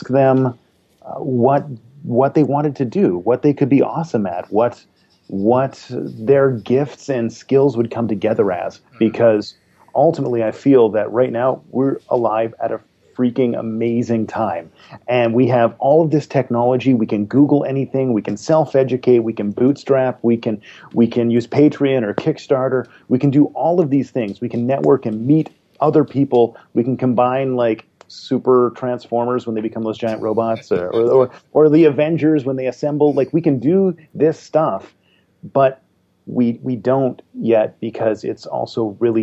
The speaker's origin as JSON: {"language": "English", "area": "Sunshine Coast", "region": "British Columbia", "country": "Canada", "said": "I am from the Sunshine Coast, which is north of Vancouver, British Columbia."}